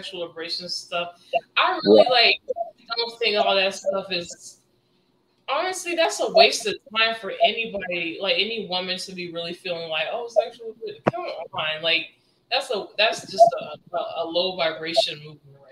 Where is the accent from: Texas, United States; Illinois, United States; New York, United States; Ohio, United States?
Texas, United States; Keller; moved away as an adult; also born or lived in Coral Springs, Florida / Deerfield Beach, Florida; now in Las Vegas, United States; I say like Fort Worth is where I was raised, but it's actually Keller